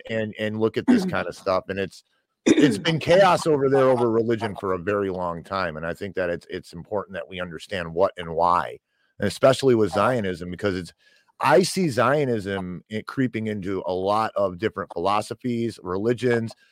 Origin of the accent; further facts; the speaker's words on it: Michigan, United States; Growing up in Michigan, we have an extremely large Middle Eastern population